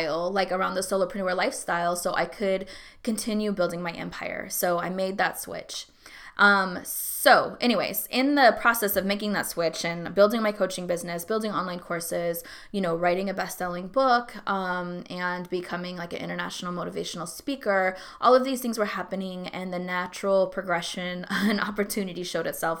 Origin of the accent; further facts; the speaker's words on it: Alaska, United States; moved away as an adult; also born or lived in San Antonio, Texas / Hawaii / Atlanta, Georgia; now in Texas, United States; I grew up in Alaska. I was in San Antonio when I was really young.